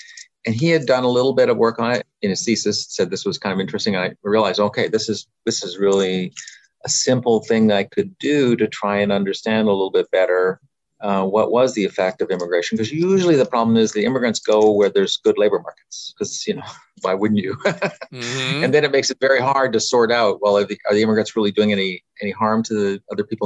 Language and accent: English; Canada; moved away; I grew up in Canada